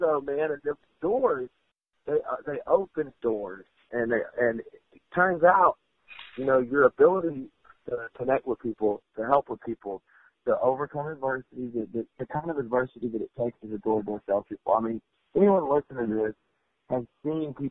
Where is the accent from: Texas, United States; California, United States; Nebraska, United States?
Texas, United States; I grew up in Texas, and, you know, we're entrepreneurs